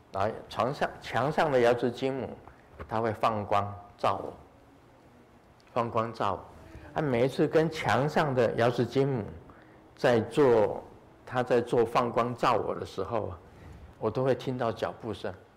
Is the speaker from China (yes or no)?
no; Taiwan; 我们台湾话